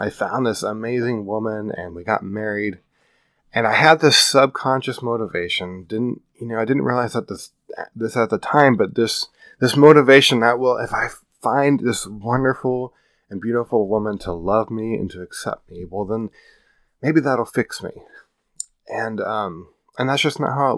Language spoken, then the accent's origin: English; Iowa, United States; moved away as an adult; now in California, United States; I grew up in the Midwest in the flatlands of Iowa. And I've lived in California for 7 years now